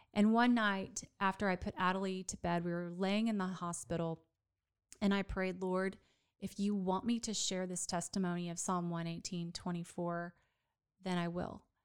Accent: Dallas, Texas, United States; also born or lived in Florida; now in Waco, United States; my hometown of Dallas

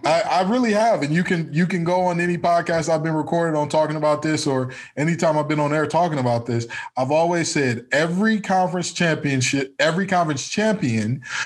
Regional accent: Detroit, Michigan, United States; Listen, I am from Detroit, Michigan, just in case you didn't know. I played at Cass Tech.

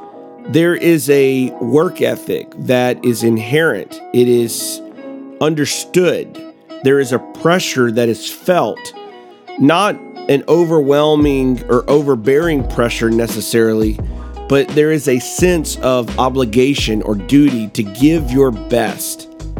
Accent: Deep South, United States; I grew up in the Deep South, where college football is king.

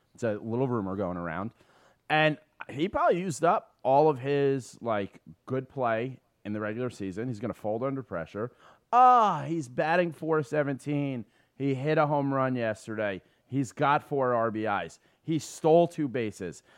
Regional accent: New York City, New York, United States; I grew up on City Island

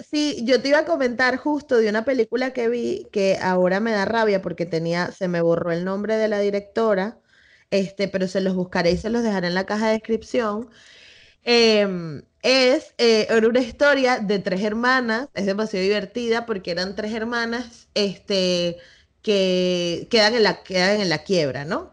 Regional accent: Venezuela; now in Spain; yo crecí bailando tambores y en Venezuela

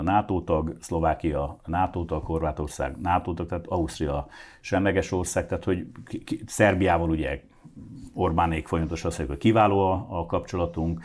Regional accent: Hungary; mi magyarok vagyunk

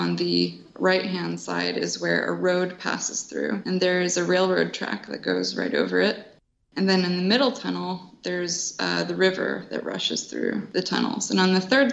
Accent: Downingtown, Pennsylvania, United States; I grew up in Downingtown, went to high school there

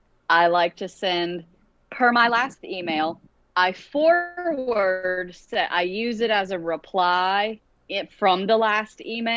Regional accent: Beaumont, Texas, United States; moved away; Today, we're visiting family in Texas, and we were running around Beaumont, which is my hometown

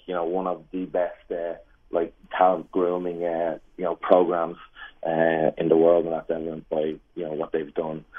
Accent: Ireland; moved away; my mom at home in Ireland

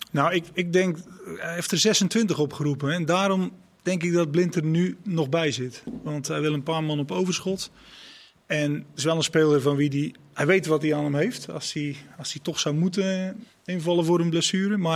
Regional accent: Netherlands; Ik kom uit Nederland.

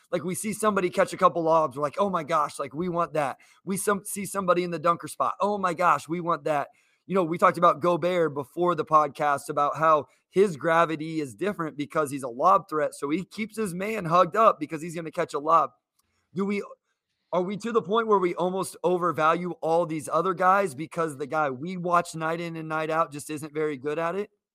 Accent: Kansas, United States; I'm from Kansas. I grew up a K U fan.

